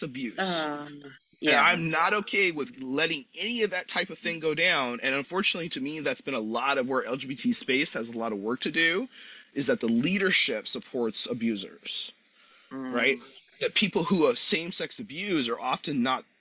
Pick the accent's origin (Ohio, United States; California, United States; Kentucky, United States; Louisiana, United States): California, United States; San Luis Obispo; I'm from San Luis Obispo